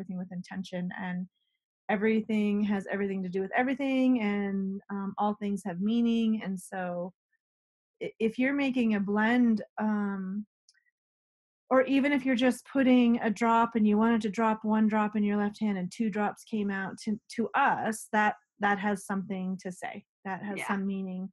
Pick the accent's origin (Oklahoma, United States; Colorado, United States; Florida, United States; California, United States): Colorado, United States; I was raised in Colorado